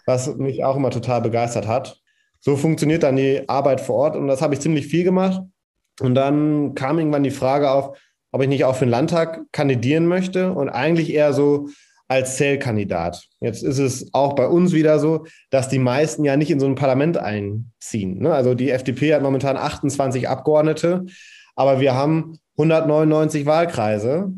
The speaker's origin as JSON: {"language": "German", "town": "Rheine", "region": "North Rhine-Westphalia", "country": "Germany", "said": "bei uns in Rheine"}